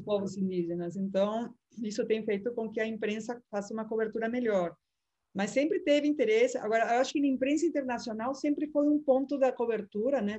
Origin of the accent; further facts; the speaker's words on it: Peru; now in Brazil; sou do Peru